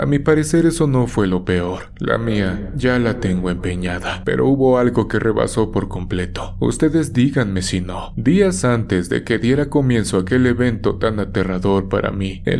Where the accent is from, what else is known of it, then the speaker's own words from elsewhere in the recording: Catemaco, Veracruz, Mexico; Soy Jarocho. He trabajado como operador muchos años. Como antecedente, déjenme decirles que provengo de Veracruz, tierra de magos y hechiceros que son muy conocidos en todo el mundo. Así es, Catemaco es mi pueblo.